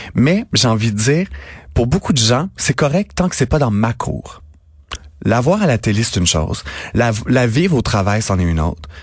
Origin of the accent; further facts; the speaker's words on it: Napierville, Quebec, Canada; moi, je viens de Napierville, en Montérégie